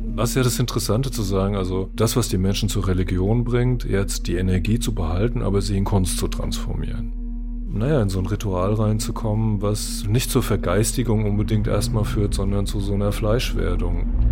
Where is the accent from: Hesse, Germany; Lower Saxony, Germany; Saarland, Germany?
Hesse, Germany; Frankfurt am Main; Ich bin 61 geboren in Frankfurt am Main